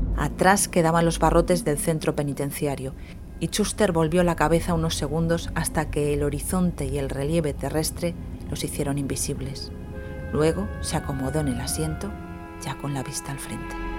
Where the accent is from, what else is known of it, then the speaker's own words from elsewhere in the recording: Candasnos, Aragon, Spain; en mi pueblo, en Candasnos